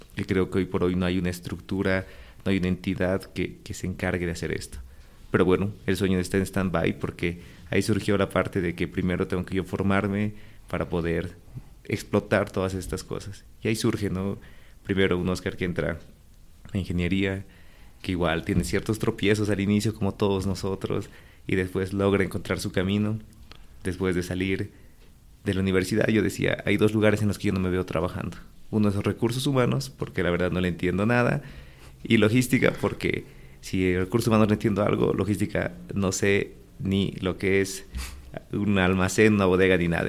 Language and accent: Spanish; La Paz, Bolivia; also born or lived in Santa Cruz; Yo nací en La Paz, un 1 de octubre de 1989.